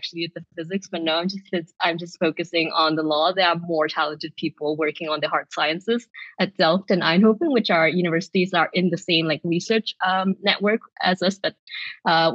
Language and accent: English; Vienna, Austria; moved away as an adult; now in Amsterdam, Netherlands; I'm from Vienna. That's where I did my law degree.